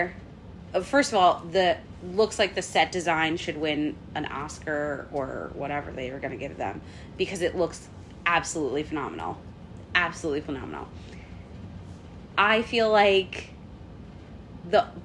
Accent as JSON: {"language": "English", "region": "New Jersey", "country": "United States", "moved": "yes", "said": "I'm from New Jersey"}